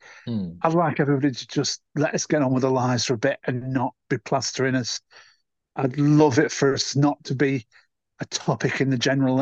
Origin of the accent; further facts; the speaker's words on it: Stoke-on-Trent, West Midlands, United Kingdom; because it's my hometown.